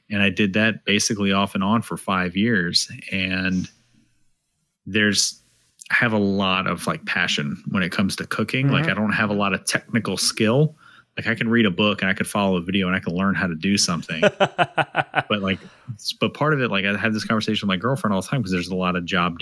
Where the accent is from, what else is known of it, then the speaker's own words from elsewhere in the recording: Georgia, United States; I was born in Georgia